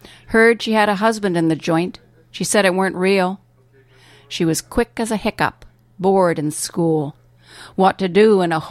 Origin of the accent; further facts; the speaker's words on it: England, United Kingdom; I was raised in England kind of formally